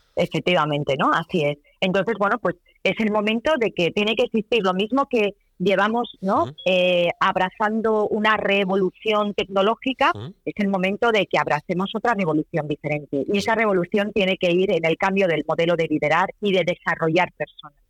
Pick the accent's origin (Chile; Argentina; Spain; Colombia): Spain; Cantabria; como cántabras que somos